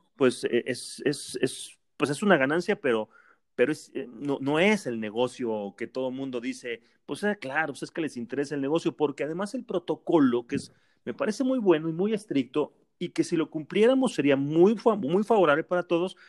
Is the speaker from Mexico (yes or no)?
yes; Mexico